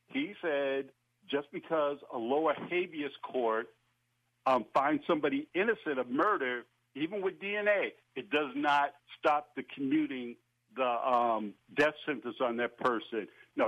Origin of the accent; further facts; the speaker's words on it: Boston, Massachusetts, United States; I'm from Boston